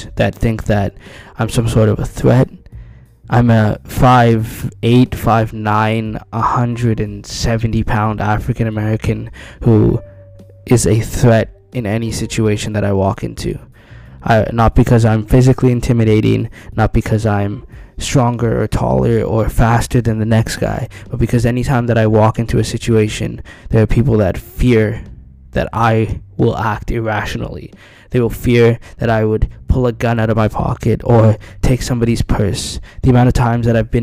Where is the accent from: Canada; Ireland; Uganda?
Canada; I am a Canadian citizen who was born in Canada.